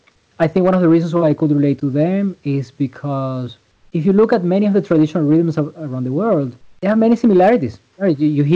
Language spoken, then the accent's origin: English; Venezuela; also born or lived in Aruba / Belgium / Netherlands; now in United States; I was born in Venezuela, but I lived in Venezuela, I lived in Aruba. Then I went to Belgium where I have some family. I went to Holland, I came to New York.